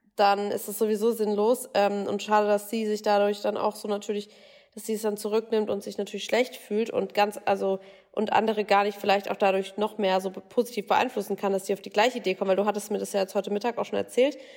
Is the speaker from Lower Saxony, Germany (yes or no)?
no; Bavaria, Germany; ich komme ja auch aus Bayern, wohne jetzt gerade auch in Bayern.